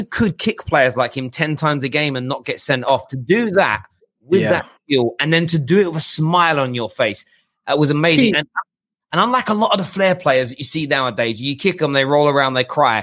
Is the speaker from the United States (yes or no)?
no; England, United Kingdom; as an Englishman